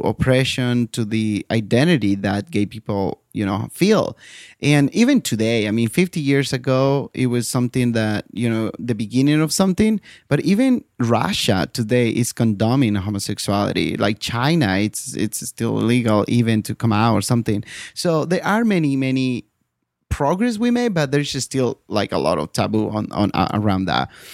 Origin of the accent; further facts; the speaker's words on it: Bolivia; moved away; my home country, Bolivia